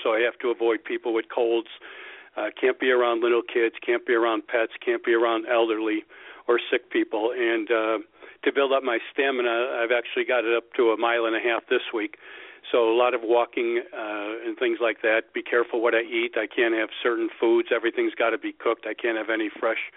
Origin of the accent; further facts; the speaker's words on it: Hawthorne, Illinois, United States; I grew up less than 10 miles from Hawthorne, so I'm very fortunate I get to do this in my hometown.